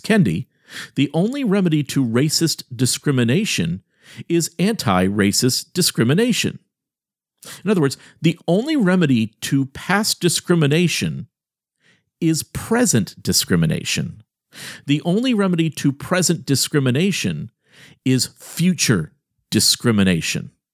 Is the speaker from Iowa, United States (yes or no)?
no; Miami, Florida, United States; I grew up in Miami being a kid who was, at many times, one of the only kids that had very light skin